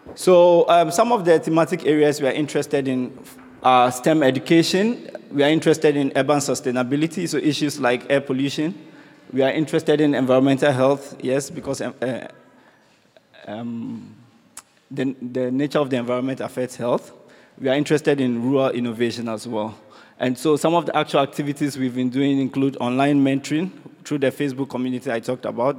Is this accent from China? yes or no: no; Ghana; I come from Ghana.